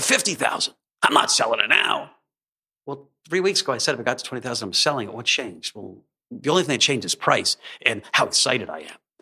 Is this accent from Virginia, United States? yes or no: yes; Alexandria, Virginia, United States; I grew up in Alexandria, outside of, uh, D C